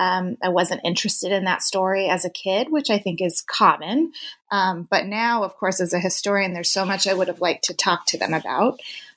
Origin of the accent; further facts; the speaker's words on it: Tempe, Arizona, United States; I am originally born and raised in Tempe, Arizona, which is the home of Arizona State University.